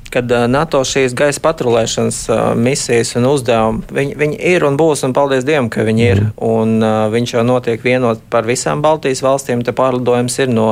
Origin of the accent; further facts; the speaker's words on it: Lielvārde, Ogre Municipality, Latvia; Galu galā es atceros, es bērnībā dzīvoju Lielvārdē.